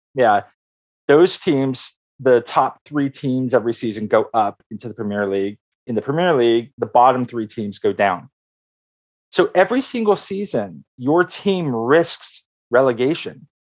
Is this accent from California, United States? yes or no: yes; Oakland, California, United States; my formative years are in Oakland